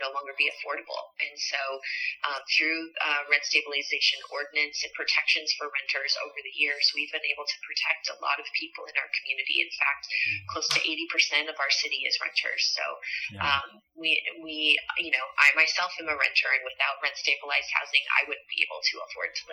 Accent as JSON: {"language": "English", "region": "Midwest", "country": "United States", "tie": "born or raised there", "moved": "yes", "lives_now": "West Hollywood, United States"}